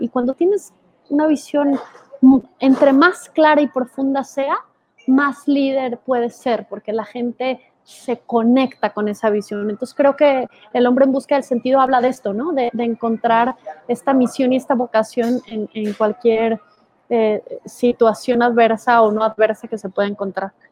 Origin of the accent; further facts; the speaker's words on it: Guadalajara, Jalisco, Mexico; moved away; Guadalajara, de donde soy